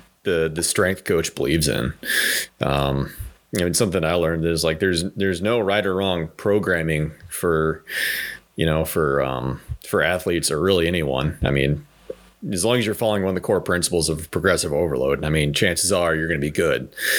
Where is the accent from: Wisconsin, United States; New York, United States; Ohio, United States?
Ohio, United States; moved away as an adult; now in Traverse City, United States; No, actually, I grew up in Ohio. I've lived in Ohio for 26 years of my life.